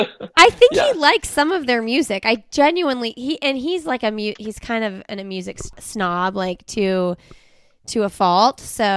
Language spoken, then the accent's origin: English; Indiana, United States; now in North Carolina, United States; I'm from Indiana.